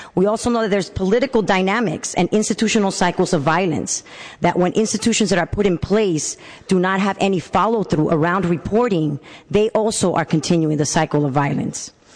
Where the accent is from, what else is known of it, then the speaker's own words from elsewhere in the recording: San Francisco, California, United States; I'm born and raised in San Francisco